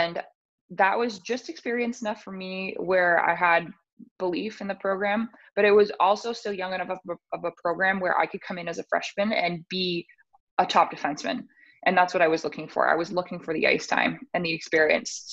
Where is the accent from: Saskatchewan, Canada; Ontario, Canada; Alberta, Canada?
Ontario, Canada; Sudbury; moved away; also born or lived in Oakville; I'm from Sudbury, I was looking for a small school